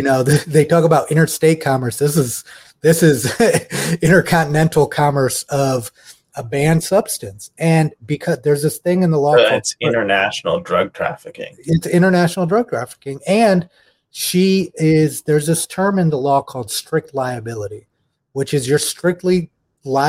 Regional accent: United States; as Americans

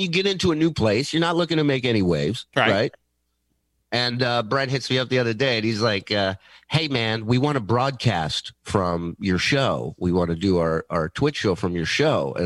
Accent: Israel; moved away; I was born in Israel.

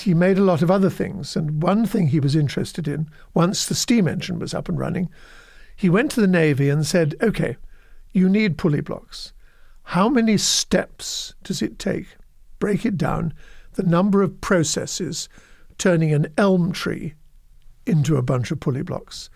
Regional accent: United Kingdom; moved away as an adult; also born or lived in New York, United States; now in United States; former life as a Brit and a European.

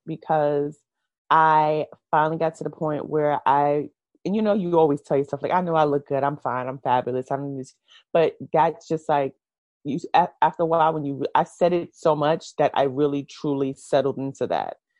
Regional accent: New York City, New York, United States; I was born in Brooklyn, New York. Mm-hmm. Um, I've lived in New York my entire life

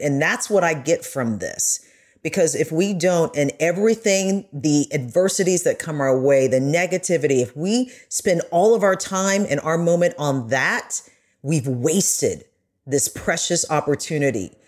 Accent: United States; when I did travel as an American

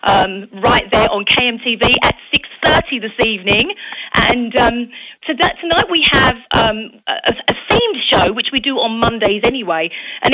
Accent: Essex, East of England, United Kingdom; moved away as an adult; now in Phoenix, United States; I'm born and raised in England, a place called Essex, just outside of London. And I actually moved to America in 2005

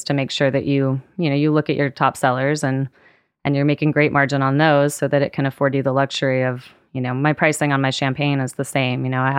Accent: West Coast, United States; My family is down in New Orleans and, you know, I grew up on the West Coast.

